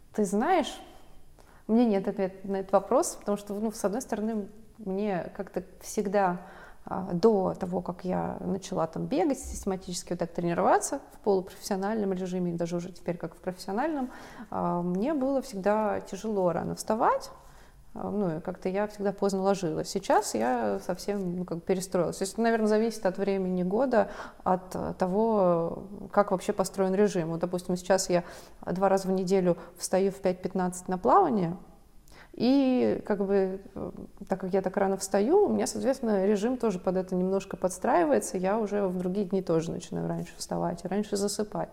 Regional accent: Mineralnye Vody, Stavropol Krai, Russia; moved away; я росла в Минводах

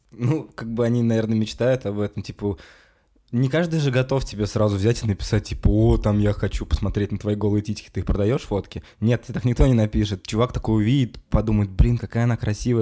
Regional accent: Kazan, Tatarstan, Russia; Я из Казани сам

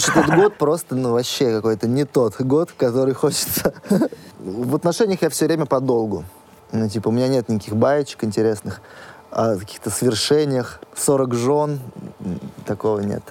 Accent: Astrakhan Oblast, Russia; У нас в Астрахани жарко.

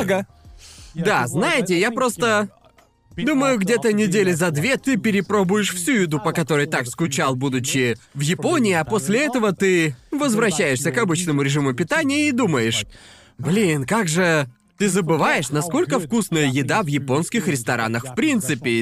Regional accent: Brighton, South East England, United Kingdom; now in Japan; по Брайтону, гуляли по городу, ведь я уже давно не был в родном городе

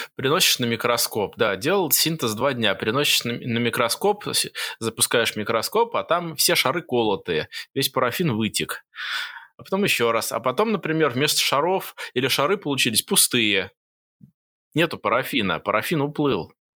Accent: Moscow, Russia; moved away as an adult; also born or lived in Jerusalem, Israel; now in Singapore; я родился и вырос в Москве

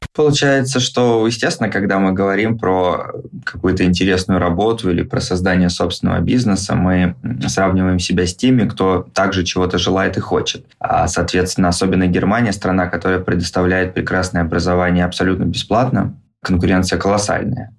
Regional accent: Saint Petersburg, Russia; moved away as an adult; now in Munich, Germany; А изначально я из Петербурга

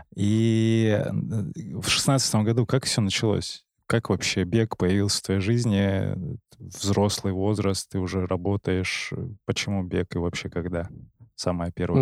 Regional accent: Barnaul, Altai Krai, Russia; я сам из Барнаула

